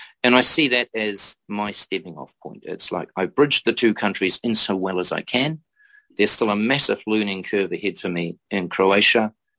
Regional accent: New Zealand; I am a New Zealander. I remain a New Zealander.

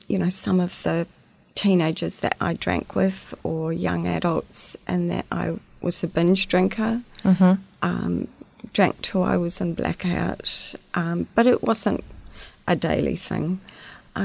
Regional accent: Christchurch, Canterbury, New Zealand; also born or lived in Dunedin; I pretty much grew up in Christchurch

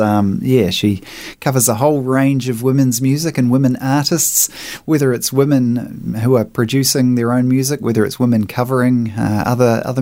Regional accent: Invercargill, Southland, New Zealand; now in Nelson, New Zealand; I'm from Invercargill originally, so you know, most of us down there seemed to at some point get into the hard rock

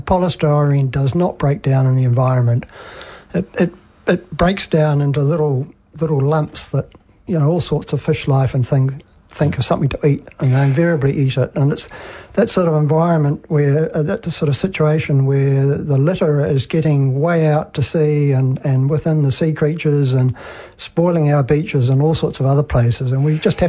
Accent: Auckland, New Zealand; born there; I was born near Pukekohe, but I've never really lived there for any length of time.

